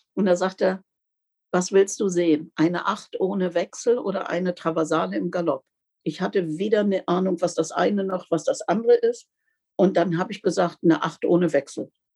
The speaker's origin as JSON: {"language": "German", "town": "Bendestorf", "region": "Lower Saxony", "country": "Germany", "said": "bei uns in Bendesdorf, also das ist ja auch alles noch eine ganz andere Zeit gewesen, also draußen im Landkreis"}